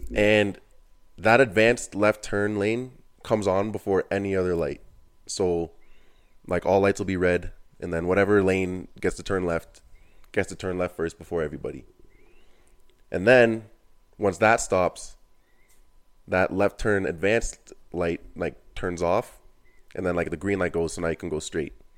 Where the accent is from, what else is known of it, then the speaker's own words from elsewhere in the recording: Canada; I'm Canadian.